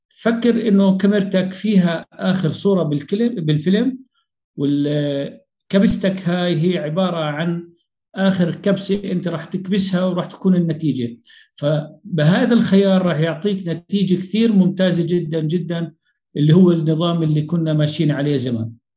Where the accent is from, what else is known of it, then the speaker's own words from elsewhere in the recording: Jordan; عندنا بالأردن